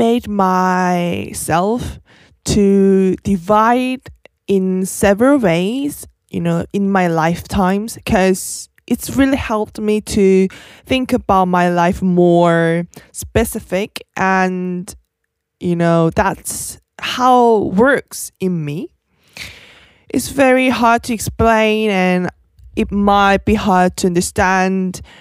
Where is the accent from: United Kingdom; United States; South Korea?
South Korea; from South Korea